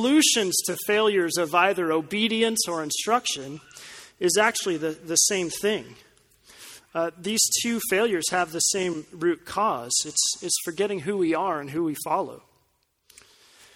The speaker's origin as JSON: {"language": "English", "town": "Colorado Springs", "region": "Colorado", "country": "United States", "tie": "born or raised there", "said": "The driver's ed course in my hometown was administered by the local police department"}